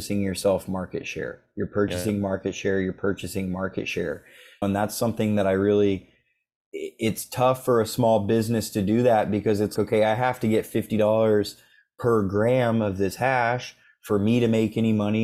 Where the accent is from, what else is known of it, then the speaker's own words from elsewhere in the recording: Oklahoma, United States; I'm from Oklahoma